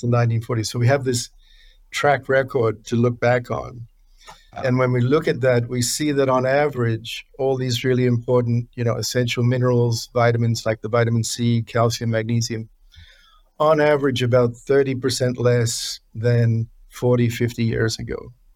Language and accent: English; New Zealand; moved away as an adult; now in United States; growing up in New Zealand